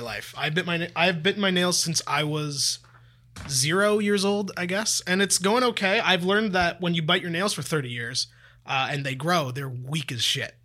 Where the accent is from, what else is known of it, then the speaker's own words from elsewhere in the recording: Toronto, Ontario, Canada; I've lived in Toronto for m, almost my entire life except when I went to university